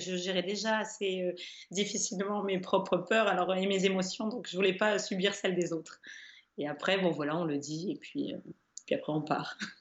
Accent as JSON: {"language": "French", "town": "Caudry", "region": "Hauts-de-France", "country": "France", "tie": "born or raised there", "said": "moi je suis originaire de Caudry, qui est la ville de la dentelle."}